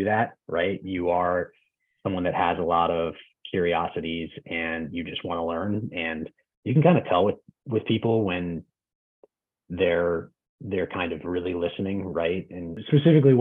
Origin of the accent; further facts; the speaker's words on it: East Coast, United States; moved away as an adult; now in West Coast, United States; I grew up on the East Coast and I moved out to the West Coast 8 years ago to work at Amazon.